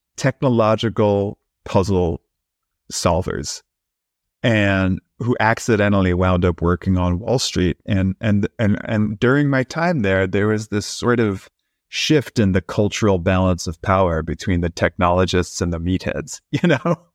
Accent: New York City, New York, United States; also born or lived in Brooklyn; I grew up in New York City in Queens

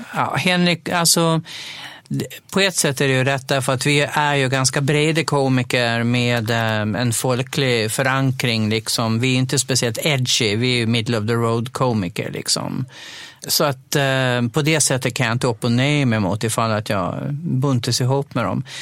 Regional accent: Dalhem, Gotland, Sweden; under mina tonår, när jag nog bodde kvar hemma i Dalem

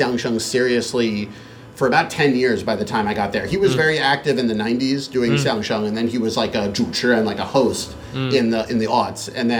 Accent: Boston, Massachusetts, United States; moved away as an adult; also born or lived in Beijing, China; And I grew up in the Boston area, in the suburbs of Boston. I took Chinese actually in high school and in college.

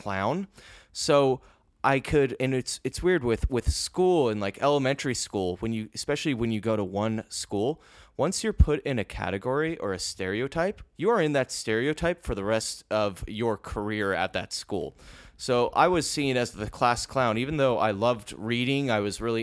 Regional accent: Lake Forest, California, United States; moved away as an adult; also born or lived in Mission Viejo; So I am from Orange County, California, originally from Lake Forest and Mission Viejo area. And I lived in Orange County my entire life up until I was 28 years old.

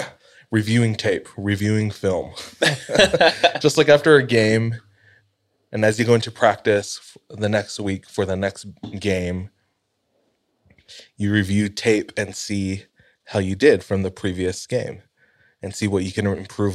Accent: Southwest, United States; True. No, I'm from the Southwest. Do you remember that?

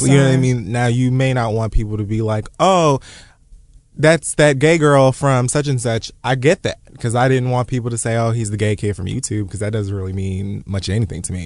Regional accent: United States; I was born in America. My parents were born in Jamaica

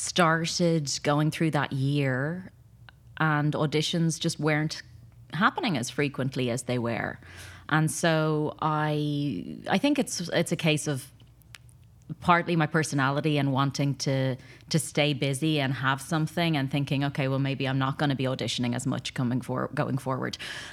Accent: Ireland; also born or lived in London; now in Los Angeles, United States; So I came from Ireland via London to LA and as an actor, trained in London, and then came out here

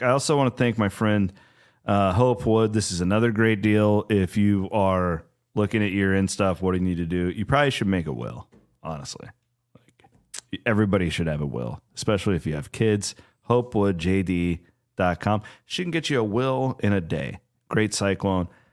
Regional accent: Iowa, United States; I'm from Iowa

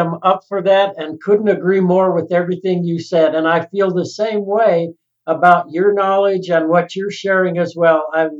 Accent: Salida, Colorado, United States; I think when I grew up in Salida, this little town of Salida, it was still a community.

